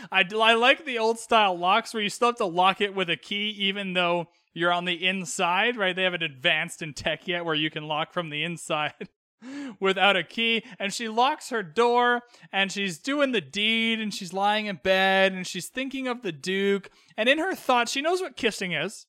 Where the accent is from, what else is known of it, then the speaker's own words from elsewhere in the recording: Vancouver, British Columbia, Canada; I grew up in Western Canada, in Vancouver